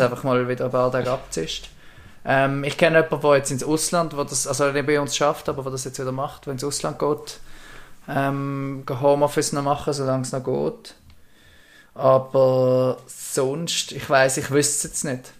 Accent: Bubendorf, Basel-Landschaft, Switzerland; wir sind in einer Siedlung aufgewachsen in Bubendorf

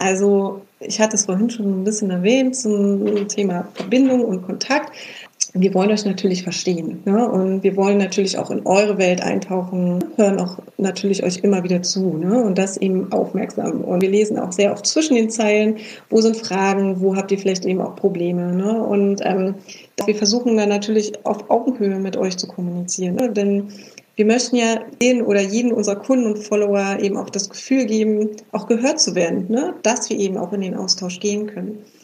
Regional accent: Berlin, Germany; vielleicht ist es auch manchmal diese Berliner Direktheit. Wir kommen beide ja aus Berlin.

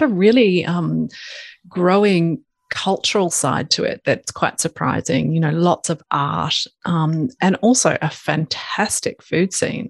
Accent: Ipswich, Queensland, Australia; also born or lived in Brisbane, Australia / United Kingdom / Italy; I grew up in Ipswich, which is a city about 45 minutes from Brisbane

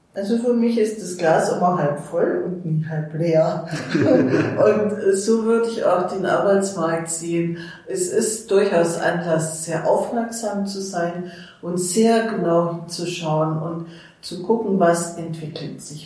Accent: Mannheim, Baden-Württemberg, Germany; moved away as an adult; now in Erfurt, Germany; Ich komme aus Mannheim

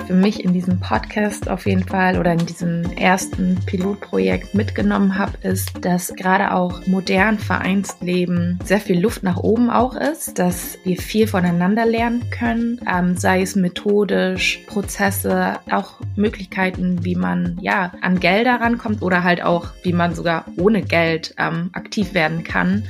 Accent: Hamburg, Germany; Ich bin gebürtige Hamburgerin

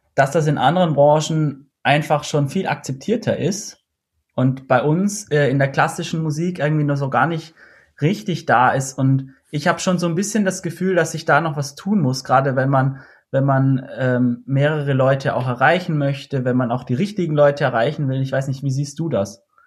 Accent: Austria; ich komme aus Österreich

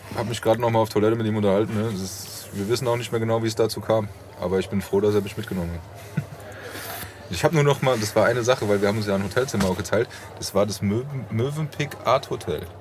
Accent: Frankfurt, Hesse, Germany; ich komme aus Frankfurt

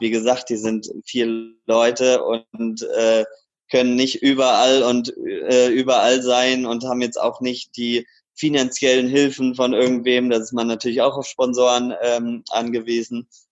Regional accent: Karlsruhe, Baden-Württemberg, Germany; now in Cologne, Germany; Kleiber Markisen als Karlsruher

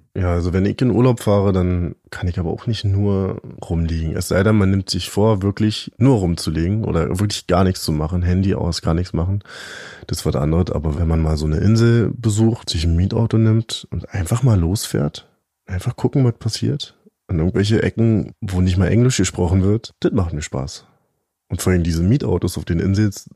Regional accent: East Germany, Germany; Ich bin ja ein richtiger Ossi

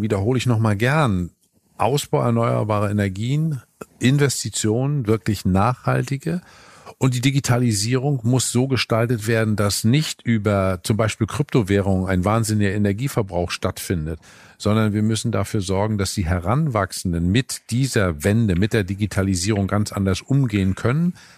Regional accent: Northern Germany, Germany; als Norddeutscher weiß ich

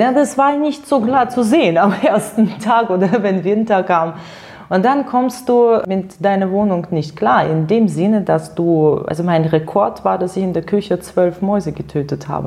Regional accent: near Penza, Penza Oblast, Russia; German is a second language; moved away as an adult; also born or lived in Siberia; now in Germany; Geboren bin ich wirklich in der Nähe von diesem Stadt

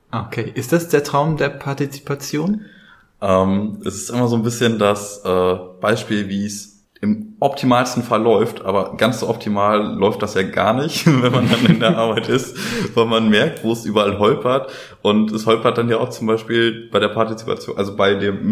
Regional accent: Schönberg, Germany; Also ich hatte da ähm, aus dem Ort, wo ich herkomme, Schönberg, da kommen wir nachher auch nochmal zu.

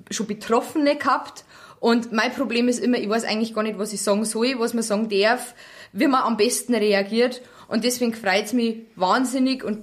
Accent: Bavaria, Germany; Also ich bin Niederbayerin und ich kenne wirklich viele bayerische Wörter.

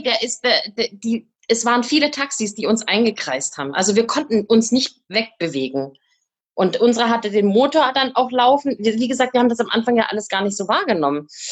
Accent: Germany; wo ich herkomme und dann äh, Deutschland gesagt

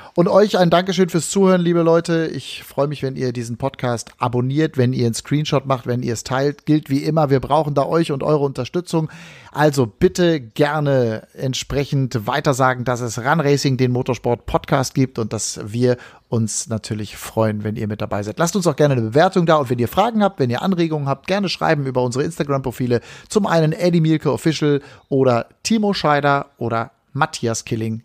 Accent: Hagen, North Rhine-Westphalia, Germany; ich komme aus Hagendahl, dann bist du quasi in meiner Heimat gewesen.

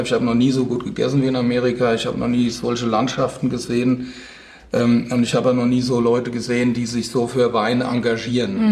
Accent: Rheingau, Hesse, Germany; so einen kleinen Winzerbub aus dem Rheingau

